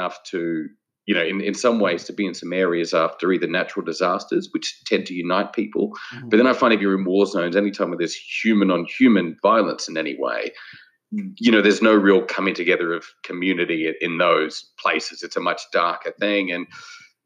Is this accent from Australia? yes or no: yes; Adelaide Hills, South Australia, Australia; I grew up in the Adelaide Hills of Australia